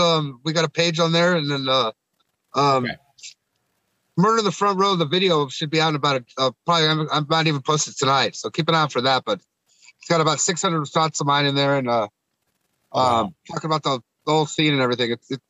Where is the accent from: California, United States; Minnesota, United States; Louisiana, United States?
California, United States; Sunnyvale; also born or lived in San Francisco / Oakland; I was born in San Francisco and I grew up in Sunnyvale, but pretty much lived in the Bay Area my whole life.